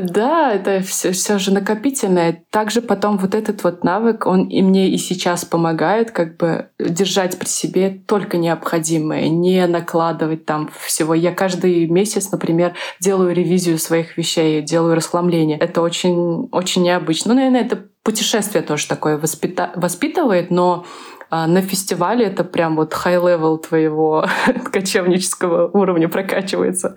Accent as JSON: {"language": "Russian", "country": "Uzbekistan", "also_born_or_lived": "Minsk, Belarus", "said": "я из Узбекистана"}